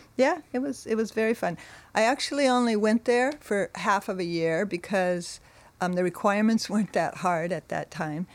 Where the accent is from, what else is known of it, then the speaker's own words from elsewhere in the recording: Monterey, California, United States; I was born in Monterey